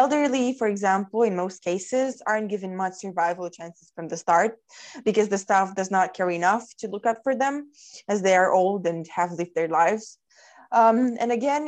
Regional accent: Romania; I'm from Romania, a middle-sized East European country. I'm 18

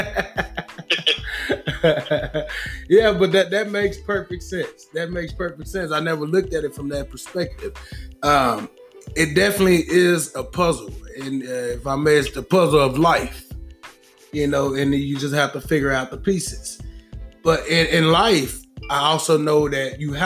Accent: the South, United States; I'm from the South. Brought up under my mother and her mother

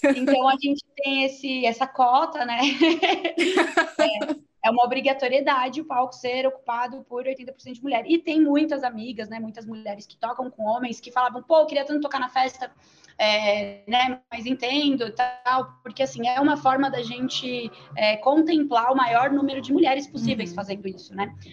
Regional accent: São Bernardo do Campo, São Paulo, Brazil; Eu nasci, na, nasci em São Bernardo

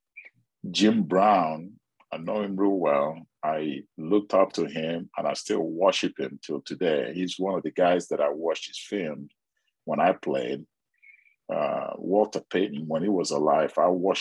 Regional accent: Nigeria; now in United States; I grew up in Nigeria

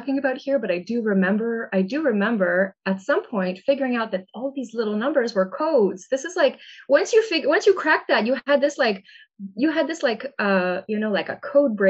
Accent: Massachusetts, United States; my public library growing up in Massachusetts

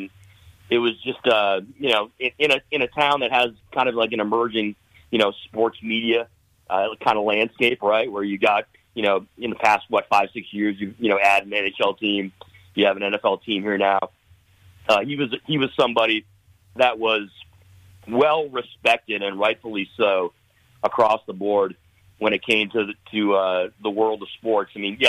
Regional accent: Michigan, United States; myself growing up in Michigan.

